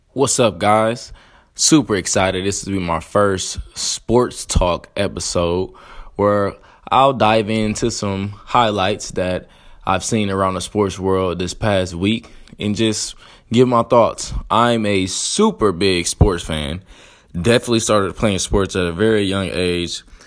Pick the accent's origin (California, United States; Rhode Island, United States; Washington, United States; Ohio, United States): Ohio, United States; Columbus; also born or lived in Texas; I am from Columbus, Ohio